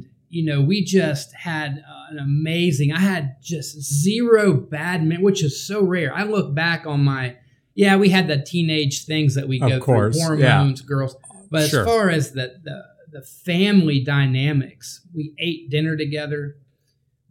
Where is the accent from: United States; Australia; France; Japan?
United States; Greensburg, Indiana; I grew up in Greensburg, Indiana, small farming town where it was basketball